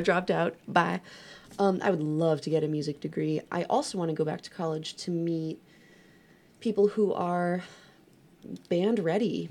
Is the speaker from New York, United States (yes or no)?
yes; New York, United States; moved away; I'm from New York. We don't say that here